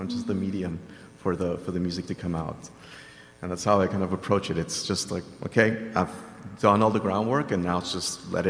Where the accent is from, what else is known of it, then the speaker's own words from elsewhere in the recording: Venezuela; also born or lived in Brazil; because I grew up in Venezuela, you know, I grew up with South American music, I lived in Brazil for a while, I even speak Portuguese really well